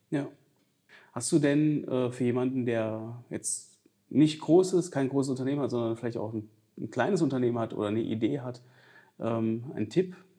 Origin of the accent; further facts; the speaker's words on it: Giessen, Hesse, Germany; moved away; ich komme ja ursprünglich aus Mittelhessen, aus Gießen